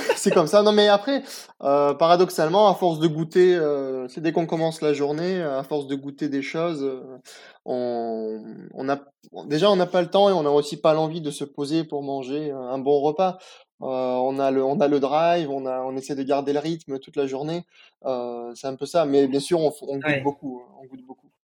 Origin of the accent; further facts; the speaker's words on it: Nice, Provence-Alpes-Côte d'Azur, France; also born or lived in Picardie (Hauts-de-France) / Moscow, Russia / Germany; là où j'ai grandi. Je suis arrivé à Nice à, l'âge de 5 ans